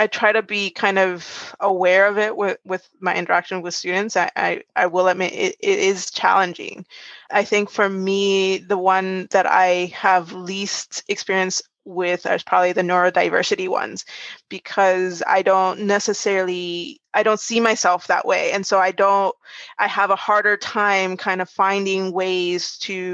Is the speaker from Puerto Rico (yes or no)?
yes; Puerto Rico; now in United States; I'm originally from Puerto Rico. So in the US, I'm an ethnic minority as well.